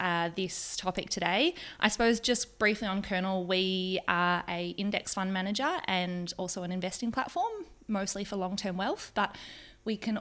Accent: Melbourne, Victoria, Australia; moved away as an adult; now in New Zealand; I'm originally from Melbourne. I've been in New Zealand for 4 years

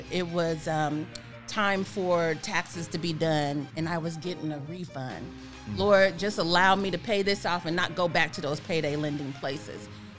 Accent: Whiteman Air Force Base, Missouri, United States; Yeah, so I grew up at Whiteman Air Force Base.

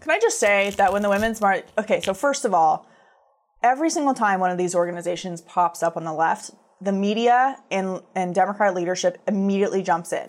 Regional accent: United States; as Americans

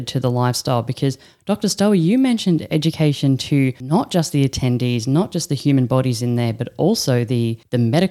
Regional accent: Australia; now in Netherlands; I'm an Aussie sitting in the Netherlands right now

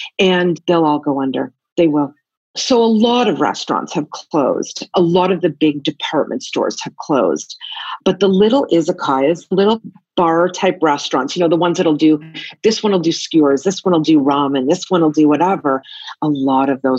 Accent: Canada; moved away as an adult; now in Tokyo, Japan; I'm originally from Canada, and I've been an expat and all over the world for 27 years, now living in Tokyo

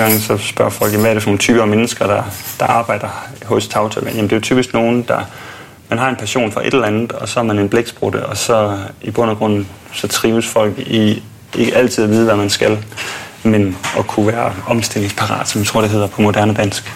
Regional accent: Odense, Southern Denmark, Denmark; also born or lived in Langeland; now in Copenhagen, Denmark; jeg er vokset op på Fyn i Odense

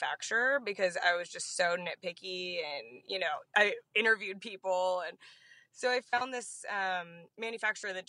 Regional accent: San Diego, California, United States; growing up in Pacific Beach

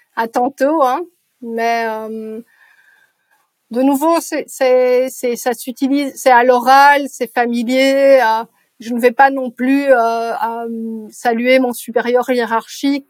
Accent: Brussels, Brussels-Capital Region, Belgium; first language French; je suis née à Bruxelles

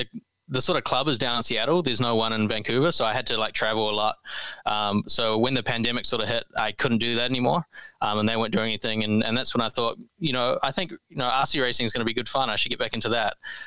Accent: New Zealand; also born or lived in Canada; I'm originally from New Zealand. So I grew up in New Zealand

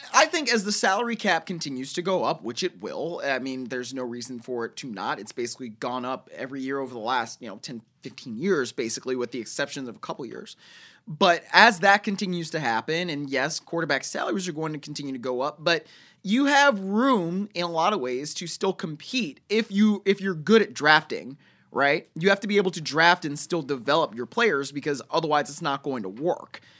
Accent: Cleveland, Ohio, United States; somebody that grew up in Cleveland

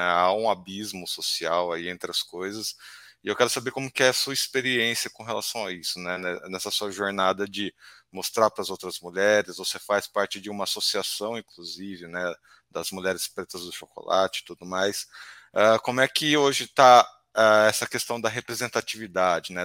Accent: Campinas, São Paulo, Brazil; a gente que é aqui de Campinas

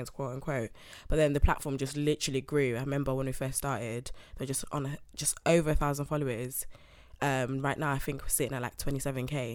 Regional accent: Nottingham, East Midlands, United Kingdom; moved away as an adult; now in London, United Kingdom; I'm from Nottingham

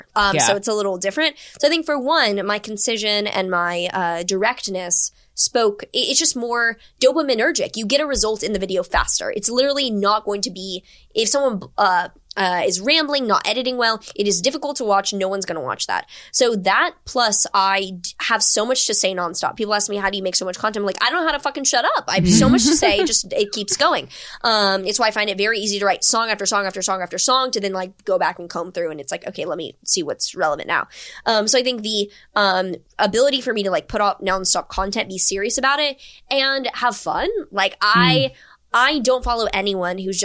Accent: Houston, Texas, United States; moved away; also born or lived in New York; I grew up in Houston

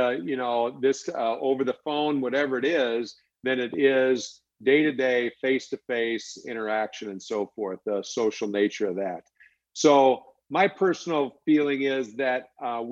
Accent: Alexandria, Minnesota, United States; I'm from Alexandria, Minnesota.

